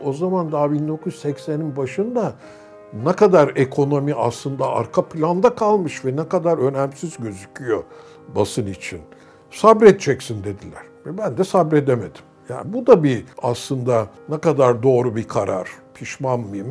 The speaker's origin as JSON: {"language": "Turkish", "region": "Istanbul", "country": "Turkey", "tie": "born or raised there", "also_born_or_lived": "Grenoble, France", "said": "Ben İstanbul'da büyümüşüm."}